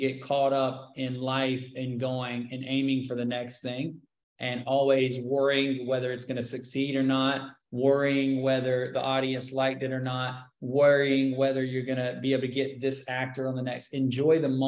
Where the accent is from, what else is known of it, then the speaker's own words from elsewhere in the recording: South Carolina, United States; also born or lived in Hollywood; now in Los Angeles, United States; I come from South Carolina